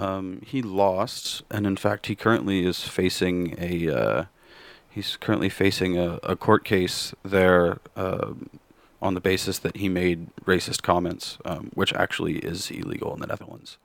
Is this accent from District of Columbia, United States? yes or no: no; Kansas, United States; moved away; also born or lived in Missouri; born in Kansas and, and grew up for a large time in Kansas